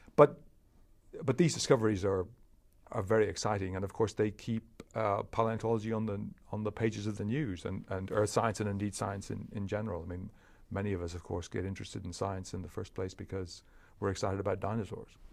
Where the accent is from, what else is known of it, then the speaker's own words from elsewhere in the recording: Leinster, Ireland; moved away as an adult; also born or lived in Cambridge; I was raised in Ireland